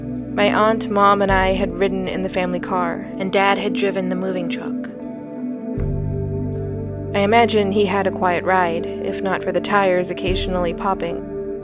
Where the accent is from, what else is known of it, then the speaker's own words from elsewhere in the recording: New York, United States; born there; I was born in New York. Upstate New York, I should clarify.